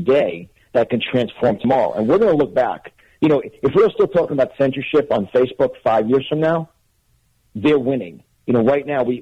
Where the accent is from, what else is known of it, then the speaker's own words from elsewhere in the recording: Westchester County, New York, United States; accent: New York; moved away as an adult; also born or lived in Manhattan, New York; now in Florida, United States; I'm born and raised in New York, Westchester County